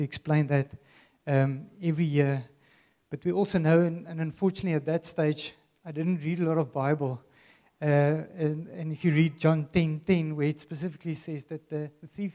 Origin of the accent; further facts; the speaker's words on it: Worcester, Western Cape, South Africa; I grew up in Worcester